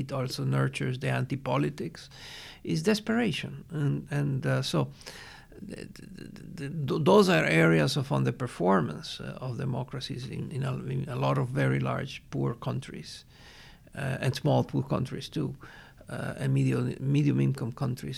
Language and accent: English; Venezuela; I am from Venezuela.